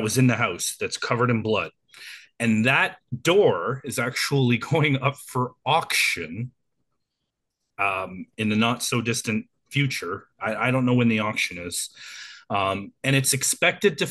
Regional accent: Canada; we're Canadian

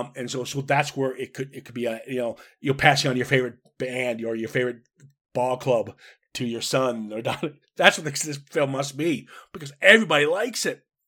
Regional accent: Minnesota, United States; I was raised in Minnesota

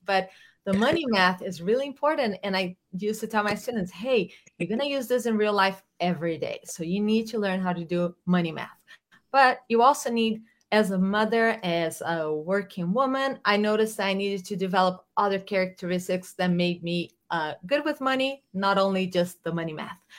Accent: Brazil; moved away as an adult; I'm from Brazil. I moved here in 2000 1999

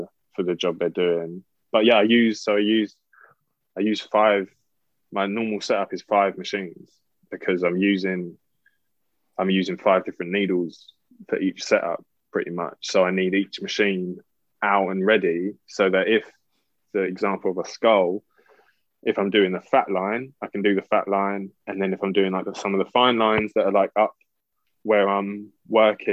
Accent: London, United Kingdom; I'm from Southeast London

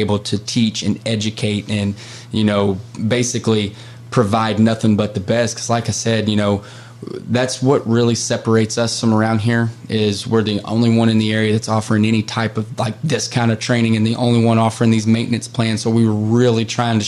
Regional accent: Carrollton, Kentucky, United States; I grew up so in Carrollton. I grew up where the Ohio and the Kentucky River meets

